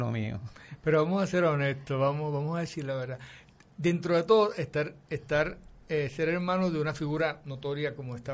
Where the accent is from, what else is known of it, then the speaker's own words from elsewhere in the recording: Carolina, Puerto Rico; Eh, yo soy de Carolina, sí. De Carolina. De Country Club.